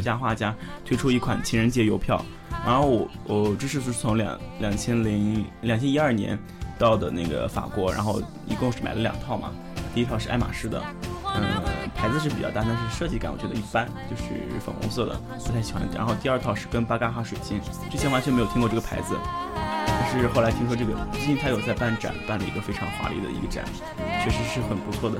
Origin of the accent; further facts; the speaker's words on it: northern China, China; moved away; 我们来自不同的地方，我是北方，我们山东叫宠物小精灵